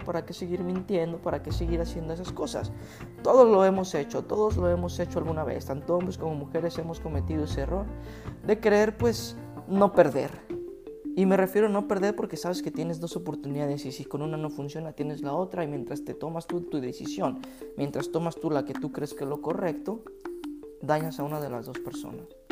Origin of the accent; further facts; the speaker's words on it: Guadalajara, Jalisco, Mexico; En México decimos, en Guadalajara decimos chido